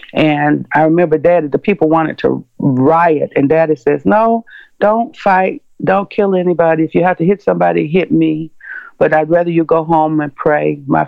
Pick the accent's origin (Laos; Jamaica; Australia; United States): United States; Atlanta, Georgia; I was born in 1951 in Atlanta, Georgia